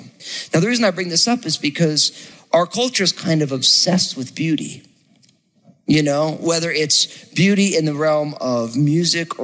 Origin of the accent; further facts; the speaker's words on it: New Jersey, United States; I'm from New Jersey